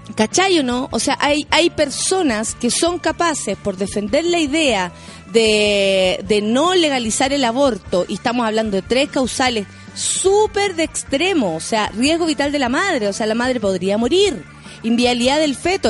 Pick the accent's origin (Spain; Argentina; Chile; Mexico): Chile